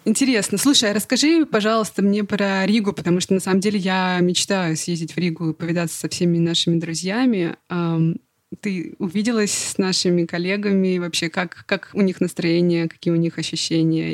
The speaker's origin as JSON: {"language": "Russian", "country": "Russia", "moved": "yes", "said": "I'm from Russia"}